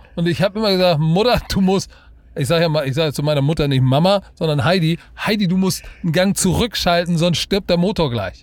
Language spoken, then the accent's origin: German; Germany; bin auch, bin auch Deutscher